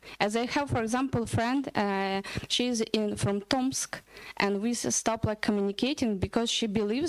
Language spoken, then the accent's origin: English; Bucha, Kyiv Oblast, Ukraine; I'm Ukrainian. I am from Bucha